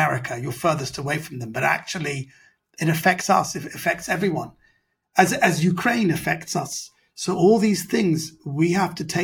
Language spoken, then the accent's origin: English; London, United Kingdom; I'm a British Iranian, so I'm a minority